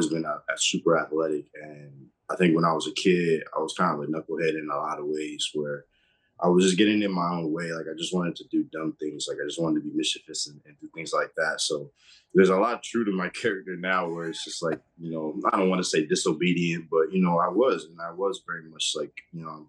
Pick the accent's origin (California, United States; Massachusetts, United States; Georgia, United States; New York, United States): Massachusetts, United States; I grew up in Massachusetts